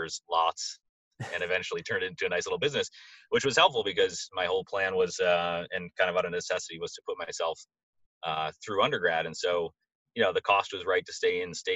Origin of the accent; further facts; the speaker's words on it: Madison, Wisconsin, United States; moved away as an adult; also born or lived in New York City / Boston; I grew up in Madison, Wisconsin, and attended University of Wisconsin